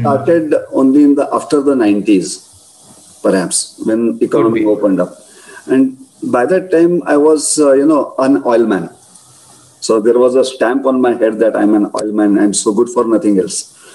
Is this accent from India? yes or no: yes; Belgaum, Karnataka, India; My Belgaum is my hometown.